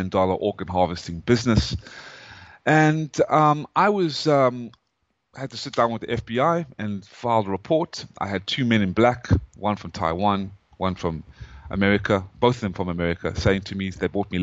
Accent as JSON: {"language": "English", "country": "South Africa", "also_born_or_lived": "Atlanta, Georgia, United States", "moved": "as an adult", "lives_now": "United States", "said": "I am an American citizen, even though my accent, I came from South Africa."}